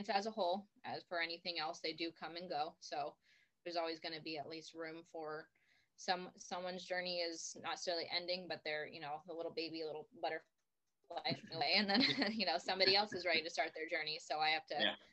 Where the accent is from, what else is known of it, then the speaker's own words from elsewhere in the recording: Arizona, United States; I'm from Arizona